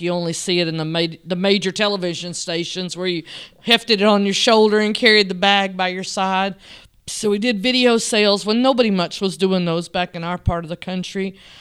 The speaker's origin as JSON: {"language": "English", "town": "Selmer", "region": "Tennessee", "country": "United States", "tie": "born or raised there", "lives_now": "Sweetwater, United States", "said": "I was born in, um, West Tennessee in a little town called Selmer, Tennessee."}